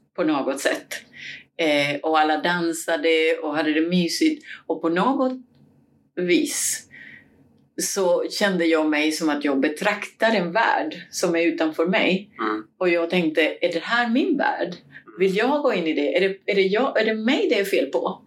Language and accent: Swedish; Cuba; now in Sweden; Jag kommer från Kuba